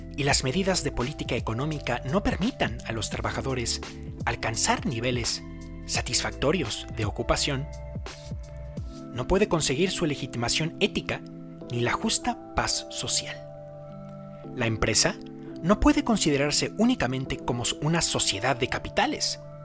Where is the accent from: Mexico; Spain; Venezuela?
Mexico; yo soy de México